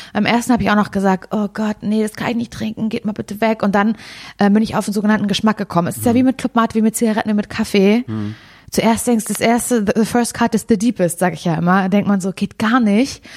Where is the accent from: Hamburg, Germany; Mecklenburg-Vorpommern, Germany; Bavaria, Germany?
Mecklenburg-Vorpommern, Germany; Parchim; moved away; wieder in meine Heimatstadt Parchim gefahren